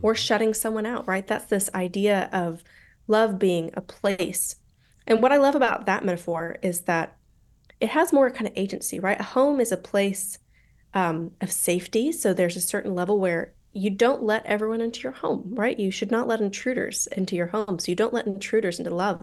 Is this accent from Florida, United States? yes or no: no; Colorado, United States; accent: American; moved away as an adult; also born or lived in St Andrews, Scotland; now in London, United Kingdom; I'm mostly from Colorado